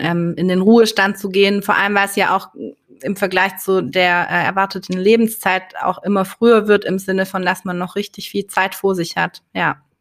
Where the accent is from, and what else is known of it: Swabia, Germany